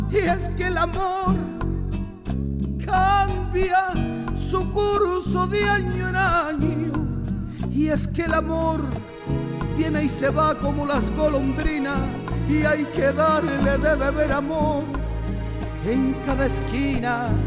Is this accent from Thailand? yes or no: yes; Thailand; crecí en, en Asia, en, en Tailandia